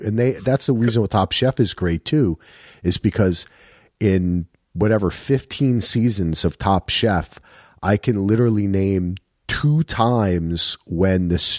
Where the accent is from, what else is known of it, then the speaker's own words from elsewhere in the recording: New Jersey, United States; My problem is, for me, I grew up in Jersey, and in Jersey, Texas barbecue is barbecue.